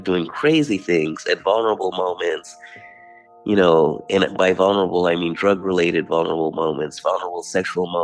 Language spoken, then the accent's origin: English; United States; as an American